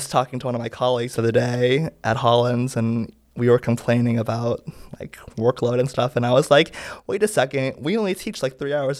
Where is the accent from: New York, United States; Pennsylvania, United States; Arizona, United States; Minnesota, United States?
New York, United States; My mom ran a clothing store for 20 years.